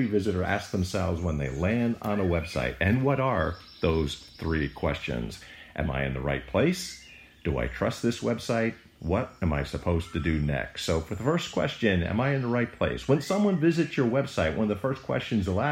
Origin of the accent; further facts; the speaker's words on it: United States; growing up near New York City